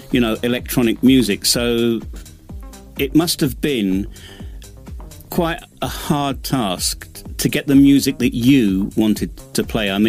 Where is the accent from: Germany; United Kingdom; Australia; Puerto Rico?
United Kingdom; England; now in Bosnia and Herzegovina; Hi, it's me … I'm an Englishman in the Balkans